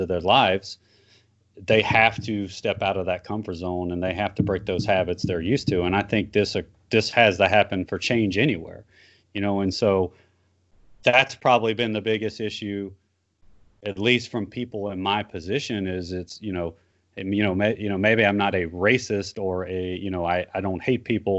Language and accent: English; South Louisiana, United States; I grew up in South Louisiana